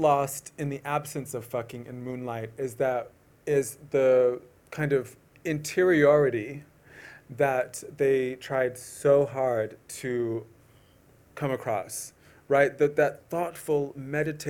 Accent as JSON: {"language": "English", "town": "Atlanta", "region": "Georgia", "country": "United States", "tie": "born or raised there", "said": "I grew up in Atlanta"}